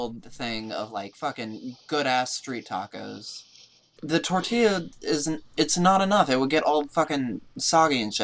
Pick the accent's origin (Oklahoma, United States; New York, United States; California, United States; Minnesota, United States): California, United States; I'm your Californian, your only person with any form of Hispanic heritage